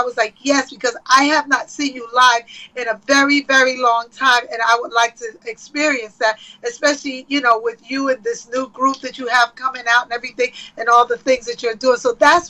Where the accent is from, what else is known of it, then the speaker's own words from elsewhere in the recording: New York City, New York, United States; that's how we were raised in Queens. You know, I was raised a good girl in Queens, New York.